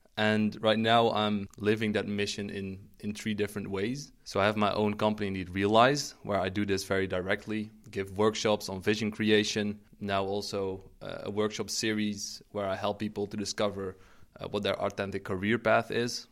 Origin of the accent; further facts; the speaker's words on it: Eindhoven, North Brabant, Netherlands; now in Maastricht, Netherlands; I'm originally from the Eindhoven a-, area. Uh, that's where I grew up.